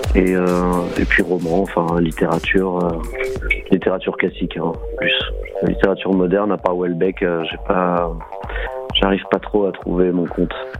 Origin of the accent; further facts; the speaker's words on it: Nice, Provence-Alpes-Côte d'Azur, France; moved away as an adult; also born or lived in Corsica; now in Paris, France; la Méditerranée de, d'où je viens. Moi, je suis niçois